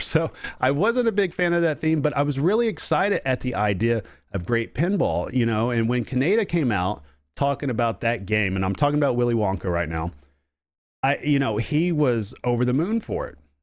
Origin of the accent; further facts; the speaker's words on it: Oklahoma, United States; accent: Oklahoma; It's an Oklahoma accent